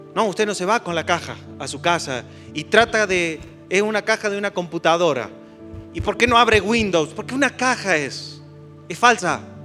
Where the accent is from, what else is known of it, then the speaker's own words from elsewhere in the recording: Argentina; yo me siento argentino, pero es una casualidad que sea argentino